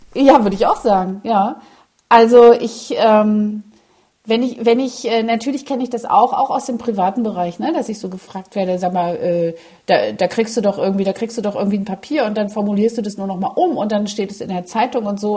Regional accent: East Germany, Germany; als Ostdeutsche

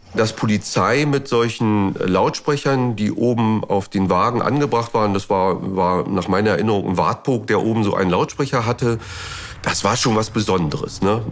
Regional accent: Eberswalde, Brandenburg, Germany; Ich bin in Eberswalde aufgewachsen, ich bin in Eberswalde zur Schule gegangen, habe da auch noch meine Jugend verlebt

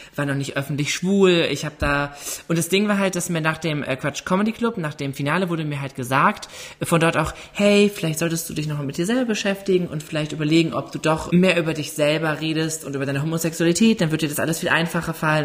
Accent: Ruhr area, North Rhine-Westphalia, Germany; ich komme aus dem Ruhrgebiet

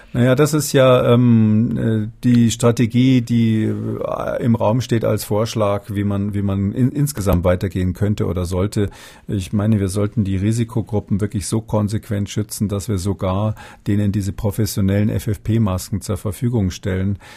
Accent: Germany; wir durchaus als Deutsche

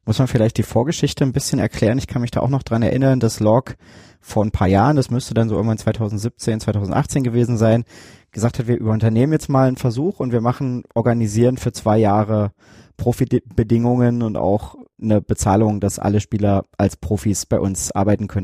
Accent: Germany; ich komme hier aus der Gegend

